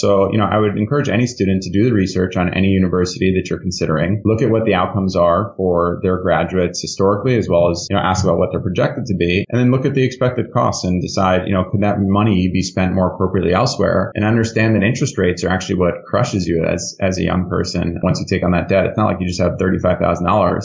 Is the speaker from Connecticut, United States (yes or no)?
yes; Connecticut, United States; also born or lived in New York; I was born in New York. I was raised in Connecticut and born and bred in the Northeast